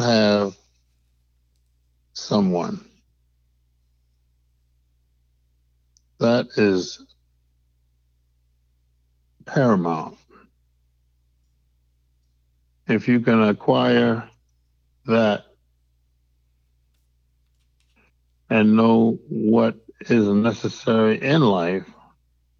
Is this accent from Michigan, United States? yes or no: yes; Detroit, Michigan, United States; I hail from Detroit, Michigan.